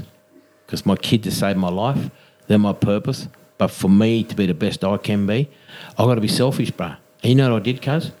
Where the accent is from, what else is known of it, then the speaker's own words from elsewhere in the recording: Tingha, New South Wales, Australia; now in Newcastle, Australia; I come from Tinga, but, you know, like Newcastle's my home now